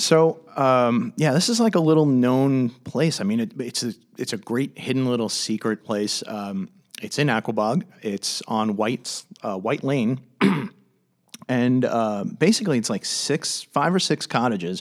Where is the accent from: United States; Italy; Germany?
United States; Commack, New York; I grew up in Comac